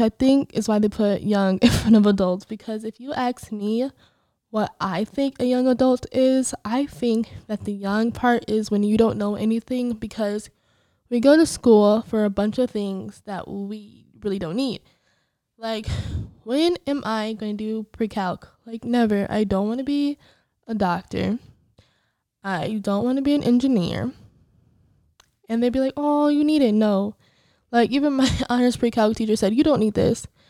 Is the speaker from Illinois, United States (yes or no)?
yes; Illinois, United States; I'm originally from Illinois, although I hate it